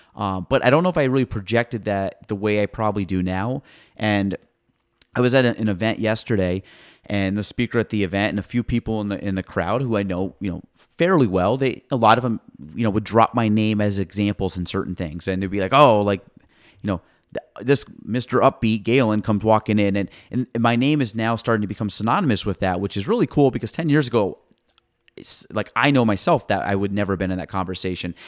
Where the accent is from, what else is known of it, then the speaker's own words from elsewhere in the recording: Clinton County, New York, United States; I grew up in Clinton County my entire life